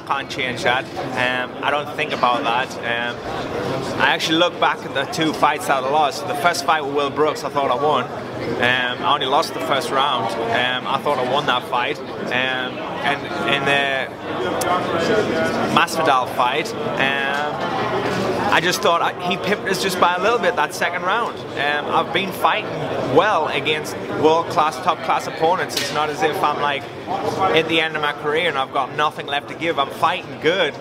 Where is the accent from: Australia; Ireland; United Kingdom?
United Kingdom; England; I'm from England